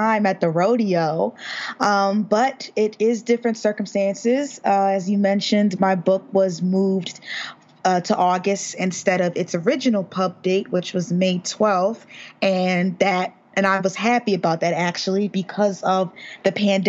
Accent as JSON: {"language": "English", "country": "United States", "said": "we're all from America"}